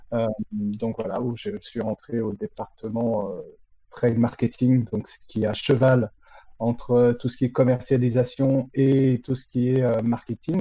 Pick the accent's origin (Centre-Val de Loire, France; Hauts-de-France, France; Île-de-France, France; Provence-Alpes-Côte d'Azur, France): Île-de-France, France; Créteil; je suis de la région parisienne. Euh, donc, euh, je suis, euh, je suis même christolien, euh, donc, euh, de la ville de Créteil à l'origine